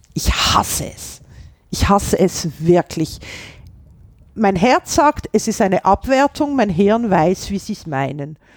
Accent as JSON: {"language": "German", "town": "Basel", "region": "Basel-Stadt", "country": "Switzerland", "also_born_or_lived": "Rome", "accent": "Baseldeutsch", "first_language": "Basel German", "second_language": "German", "moved": "as an adult", "lives_now": "Vienna, Austria", "said": "Meine Muttersprache ist Baseldeutsch"}